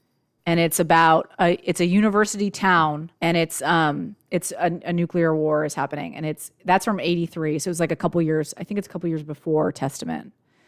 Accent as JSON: {"language": "English", "country": "United States", "said": "we didn't see them because we're American"}